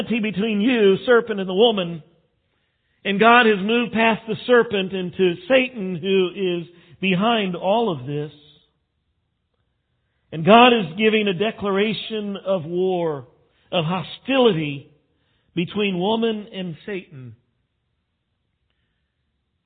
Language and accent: English; West Texas, United States; I grew up in West Texas